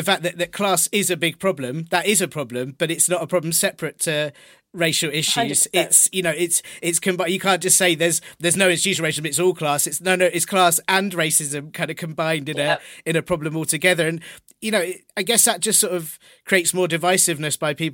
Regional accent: London, United Kingdom; I'm from Finsbury Park

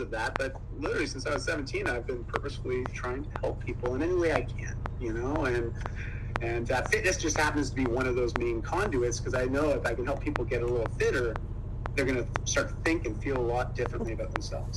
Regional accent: Ontario, Canada; moved away as an adult; now in Vancouver, Canada; I grew up in Ontario, moved up to Vancouver, Canada, uh, when I graduated high school

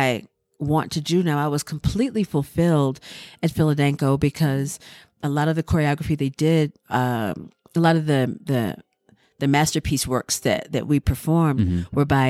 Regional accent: Durham, North Carolina, United States; It was just really wonderful to know that I had a history that I mm-hmm. had found in my hometown and didn't mm-hmm. even know dance was that powerful in Durham.

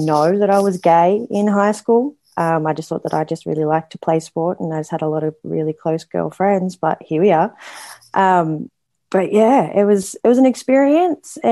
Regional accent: Goulburn, New South Wales, Australia; I grew up in Goulburn. Halfway between here and Canberra.

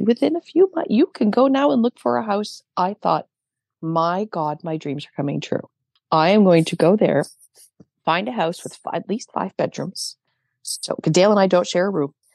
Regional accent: Canada; I'm Canadian.

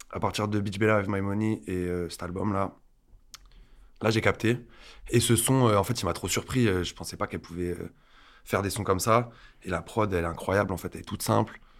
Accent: Alès, Occitania, France; moved away as an adult; now in Paris, France; à Alès une ville du sud un peu perdue pas loin de Nîmes

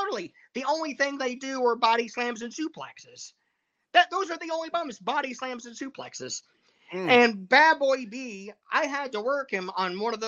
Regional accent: Georgia, United States; moved away as an adult; now in Tennessee, United States; I'm from Georgia. And like when I was in high school, there's still people wearing these Dixie Outfitter shirts

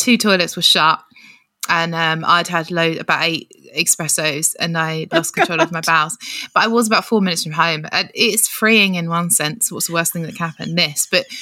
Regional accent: Kent, South East England, United Kingdom; I'm from Kent

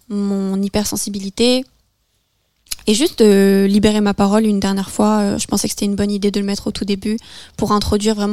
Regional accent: France; first language French; où j'ai ressenti le besoin de m'exprimer dans ma langue natale j'ai l'impression que c'est aussi tout un travail euh, psychologique que j'ai fait, euh, c'est-à-dire d'accepter aussi mon retour en France.

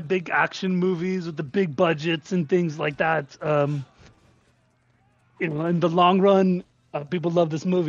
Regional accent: Austria; Well, you know, as I was a young boy growing up in Austria, Santa Claus is actually from Austria. We were Austrian.

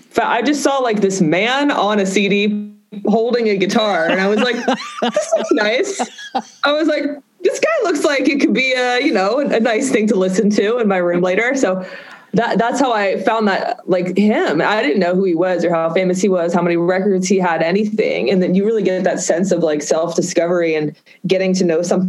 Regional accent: Boston, Massachusetts, United States; I grew up in Boston

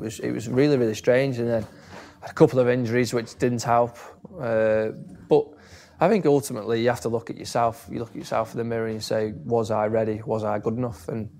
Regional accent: Stoke-on-Trent, West Midlands, United Kingdom; I was from Stoke.

